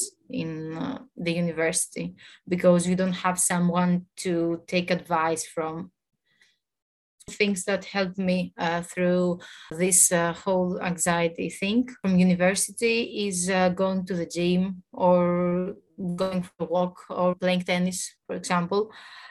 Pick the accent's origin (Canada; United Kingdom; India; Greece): Greece; also born or lived in Thessaloniki; I'm from Greece. I study in Thessaloniki